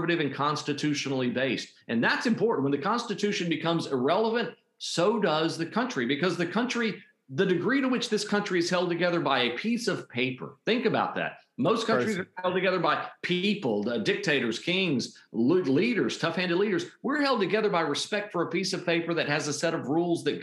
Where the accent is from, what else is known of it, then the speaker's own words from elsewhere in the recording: Puerto Rico; now in North Carolina, United States; I grew up in Puerto Rico